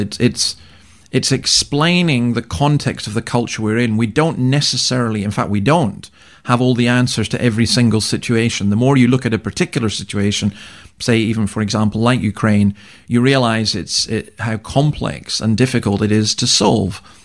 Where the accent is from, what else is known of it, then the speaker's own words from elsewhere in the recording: Scotland, United Kingdom; now in Australia; I'm a Scotsman